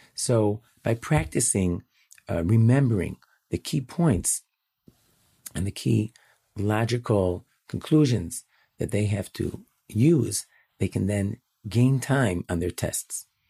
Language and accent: English; Chicago, Illinois, United States; now in Jerusalem, Israel; I'm born and raised in Chicago